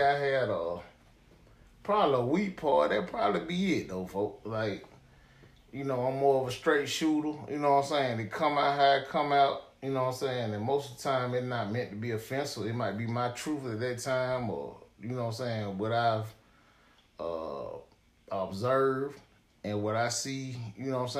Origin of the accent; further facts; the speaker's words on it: Decatur, Georgia, United States; I was a Grady baby, and I grew up in Decatur, Georgia